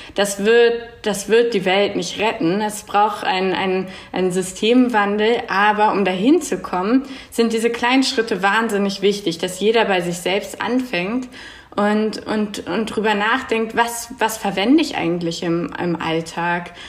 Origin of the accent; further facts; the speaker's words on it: Berlin, Germany; moved away as an adult; now in Zurich, Switzerland; wohne in Zürich zurzeit, bin aus Berlin